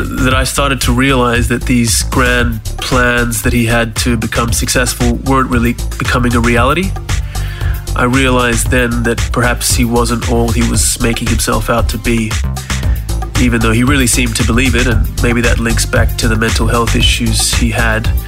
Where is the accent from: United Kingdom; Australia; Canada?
Australia; Townsville, Queensland; now in Switzerland; Growing up in Townsville until the age of about 11